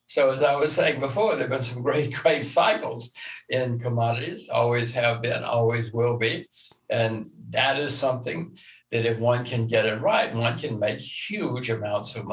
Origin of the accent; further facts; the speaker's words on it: Alabama, United States; since I'm from Alabama